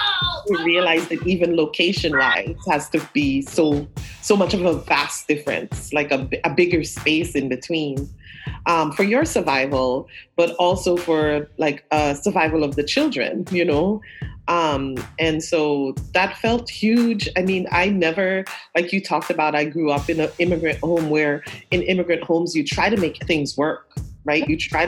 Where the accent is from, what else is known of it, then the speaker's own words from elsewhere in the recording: Brooklyn, New York, United States; I came to New York though at 14, so I do also recognize that I'm from Brooklyn. I feel like so much of who I am has been in this Flatbush neighborhood from the time of arrival in deeply community Caribbean Flatbush neighborhood.